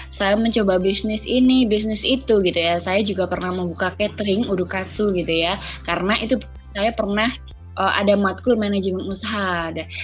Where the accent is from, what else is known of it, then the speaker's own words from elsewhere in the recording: Ponorogo, East Java, Indonesia; Dan saya asalnya dari Ponorogo Jawa Timur.